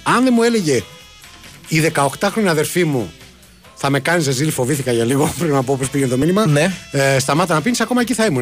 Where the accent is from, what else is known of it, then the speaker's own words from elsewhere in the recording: Gaitani, Ionian Islands, Greece; στο χωριό μου, στο Γαϊτάνι